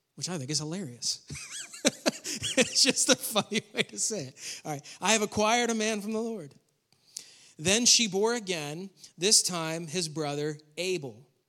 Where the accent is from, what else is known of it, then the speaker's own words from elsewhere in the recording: New York, United States; moved away; I grew up in New York